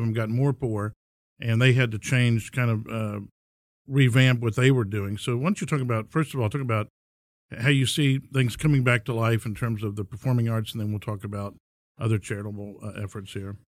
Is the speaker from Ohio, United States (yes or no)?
no; Houston, Texas, United States; my hometown